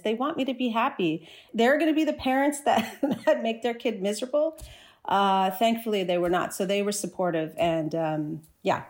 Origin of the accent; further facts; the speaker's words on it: New Jersey, United States; moved away as an adult; also born or lived in Chicago, United States; now in Toronto, Canada; I grew up in New Jersey